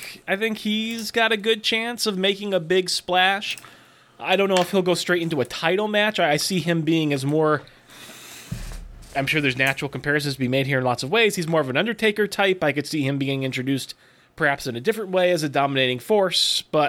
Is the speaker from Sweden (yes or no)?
no; Australia; WWE Super Showdown on October 6th in my home country of Australia